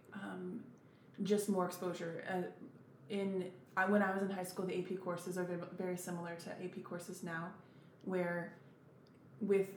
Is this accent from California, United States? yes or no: no; Emporia, Kansas, United States; also born or lived in Olathe, Kansas; I grew up in Emporia, Kansas